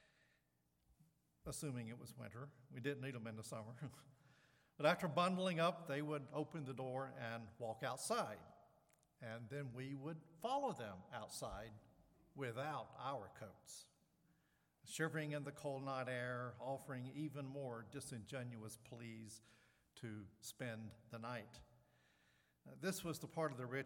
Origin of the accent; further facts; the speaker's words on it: the South, United States; I grew up in the South